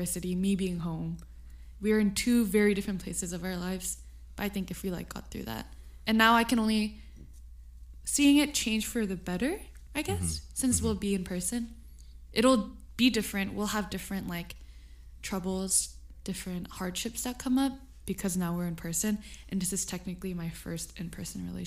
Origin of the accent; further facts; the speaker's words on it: California, United States; it seemed like I was from California